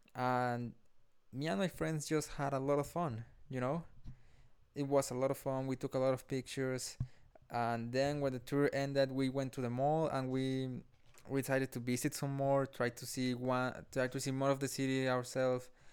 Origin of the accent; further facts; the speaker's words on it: Colombia; also born or lived in Honduras; now in Calgary, Canada; I am from Colombia and I graduated in Honduras